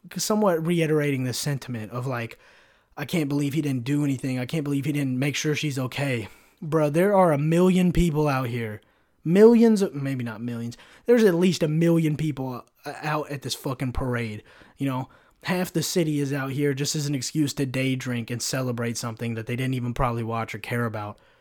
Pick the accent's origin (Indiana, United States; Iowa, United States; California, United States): California, United States; I'm somewhat from California